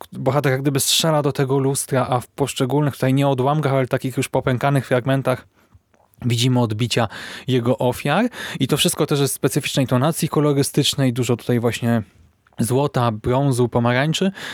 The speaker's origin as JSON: {"language": "Polish", "country": "Poland", "said": "my, polscy czytelnicy"}